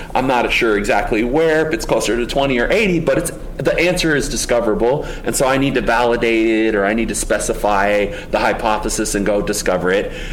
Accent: Oklahoma, United States; I grew up in Oklahoma

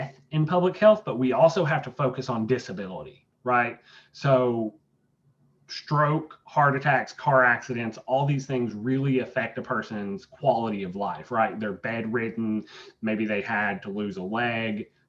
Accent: Irvine, Kentucky, United States; moved away as an adult; now in Lexington, United States; I grew up in Irvine, Estill County

